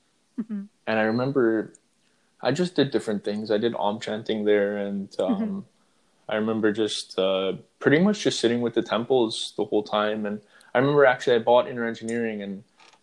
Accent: Toronto, Ontario, Canada; Toronto, which is my home city, Toronto

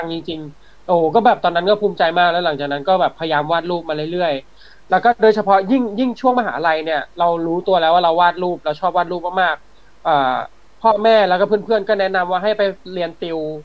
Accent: Samut Prakan, Thailand; ผมอยู่สมุทรปราการใช่ไหมผมเป็นคนสมุทรปราการ

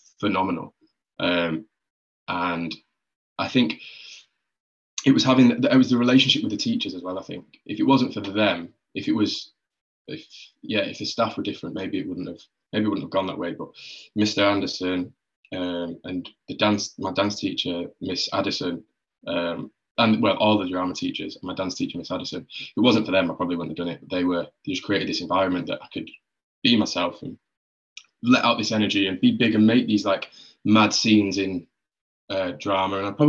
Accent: Rochdale, North West England, United Kingdom; where I grew up in Rochdale

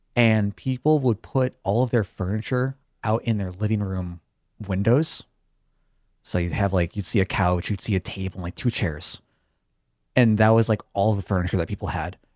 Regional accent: Chicago, Illinois, United States; I'm from the Chicago area

